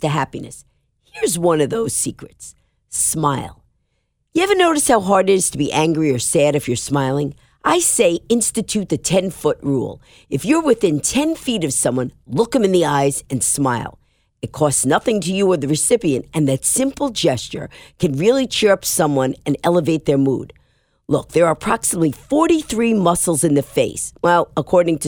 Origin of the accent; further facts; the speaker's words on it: New York City, New York, United States; I'm a New Yorker